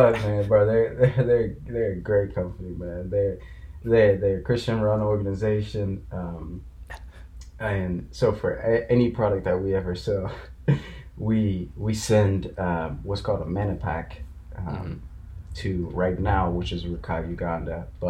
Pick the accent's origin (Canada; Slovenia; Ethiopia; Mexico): Ethiopia; I'm from Ethiopia.